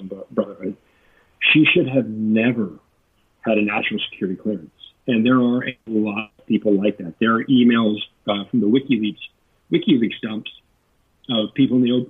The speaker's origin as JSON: {"language": "English", "region": "Texas", "country": "United States", "tie": "born or raised there", "said": "I grew up in Texas"}